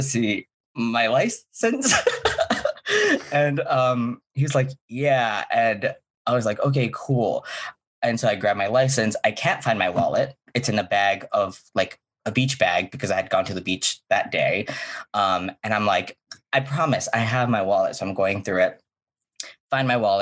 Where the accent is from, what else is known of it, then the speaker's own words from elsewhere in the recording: Hawaii, United States; moved away; I'm from Hawaii